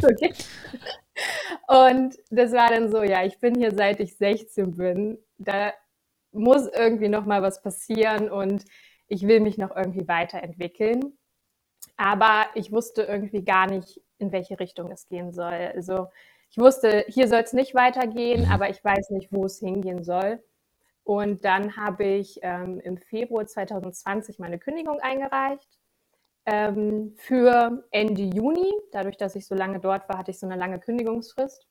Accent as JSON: {"language": "German", "area": "Gifhorn district", "region": "Lower Saxony", "country": "Germany", "moved": "as an adult", "lives_now": "Hannover, Germany", "said": "ich komme aus dem Landkreis Gifhorn, ähm, wohne jetzt mittlerweile seit sieben Jahren, sechs Jahren in Hannover"}